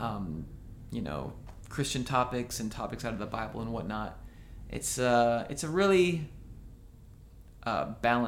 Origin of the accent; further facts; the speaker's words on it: Oskaloosa, Iowa, United States; moved away as an adult; now in Nashville, United States; That was in Iowa. Yeah, Oskaloosa, Iowa. My family actually still lives there. I went to middle school and high school there